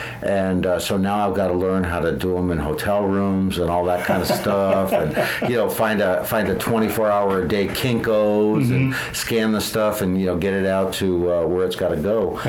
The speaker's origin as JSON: {"language": "English", "region": "Connecticut", "country": "United States", "tie": "born or raised there"}